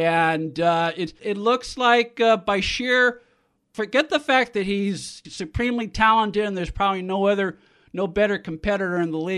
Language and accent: English; Northern California, United States; I grew up in Northern California.